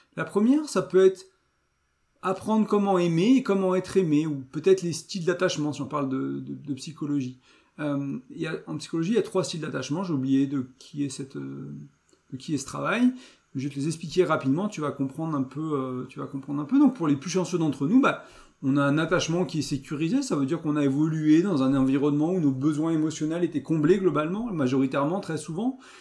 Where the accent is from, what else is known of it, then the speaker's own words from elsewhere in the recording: France; je suis français, je vis en France